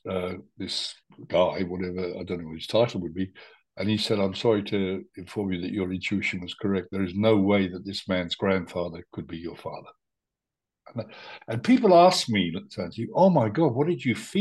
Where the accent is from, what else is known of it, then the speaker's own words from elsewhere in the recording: India; now in Spain; I was born in India.